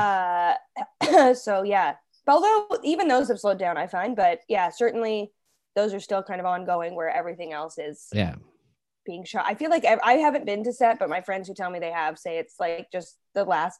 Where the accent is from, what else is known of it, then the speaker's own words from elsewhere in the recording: Toronto, Ontario, Canada; also born or lived in Halifax; now in Toronto, Canada; I grew up in Toronto, but I moved back here from Halifax after we made that first season